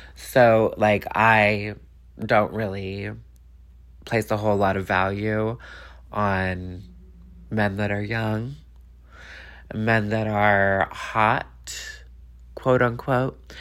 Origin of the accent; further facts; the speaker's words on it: Los Angeles, California, United States; I'm from Los Angeles